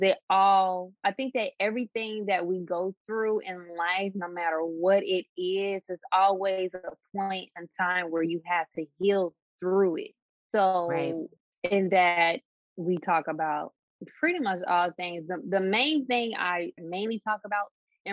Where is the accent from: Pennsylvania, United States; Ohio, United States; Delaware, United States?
Ohio, United States; Dayton; I am from Dayton, Ohio